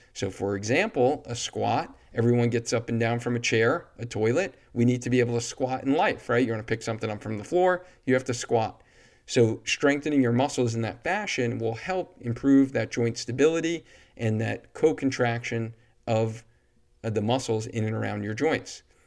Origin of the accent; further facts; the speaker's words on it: Cheshire, Connecticut, United States; But I live in Cheshire, and this is my hometown